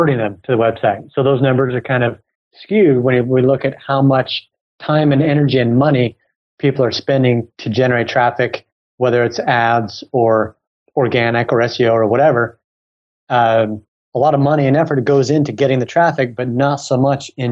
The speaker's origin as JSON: {"language": "English", "country": "United States", "also_born_or_lived": "Silicon Valley", "accent": "American", "said": "I'm obviously American from my accent"}